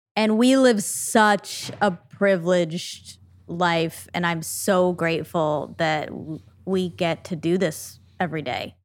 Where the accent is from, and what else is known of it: Duluth, Minnesota, United States; born or raised there; moved away